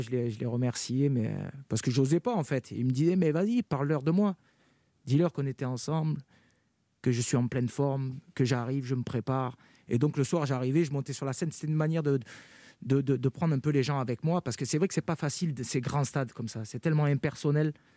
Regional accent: Carpentras, Provence-Alpes-Côte d'Azur, France; moi, je, suis natif de Carpentras. J'ai grandi à Carpentras, dans le Vaucluse.

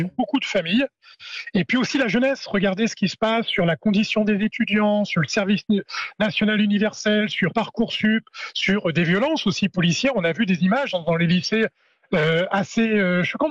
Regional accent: Normandy, France; chez moi, en Normandie

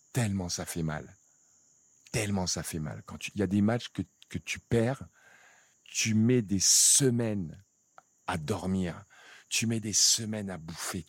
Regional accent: Cameroon; moved away; also born or lived in France; je viens de, d'un petit village euh, du Cameroun

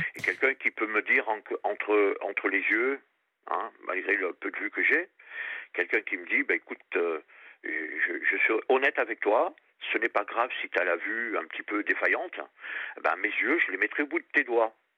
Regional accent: Réunion; also born or lived in Périgord; now in Paris region, France; je suis du Périgord et j'ai passé toute mon enfance à La Réunion

